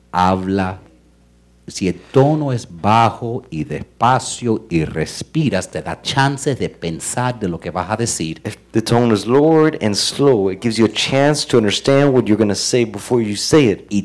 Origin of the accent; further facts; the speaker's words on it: Cuba; Porque como soy cubano, a mí lo que me dice